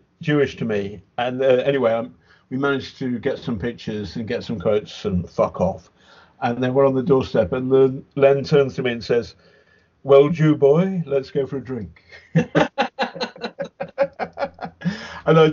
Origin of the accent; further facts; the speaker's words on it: England, United Kingdom; I'm English, but of Irish, Catholic, Liverpool Irish, and then Irish-Irish descent